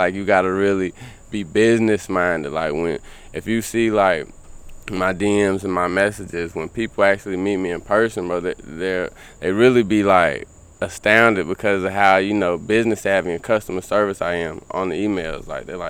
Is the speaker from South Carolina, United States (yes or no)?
yes; South Carolina, United States; You know, I'm coming from South Carolina, and you know, I wasn't getting the best of weed at the time.